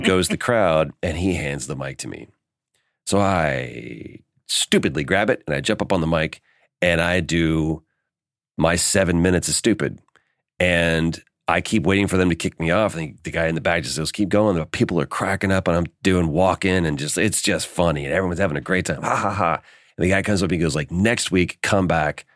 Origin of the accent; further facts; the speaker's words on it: Dallas, Texas, United States; moved away as an adult; now in Los Angeles, United States; grew up in Dallas